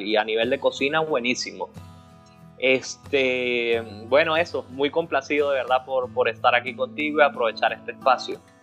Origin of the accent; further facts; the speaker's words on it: Venezuela; a nosotros como venezolanos